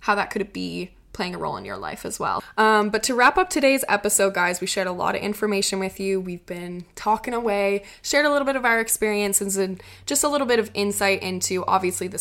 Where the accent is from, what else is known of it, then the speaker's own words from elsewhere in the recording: Prince Edward Island, Canada; moved away; PEI, my hometown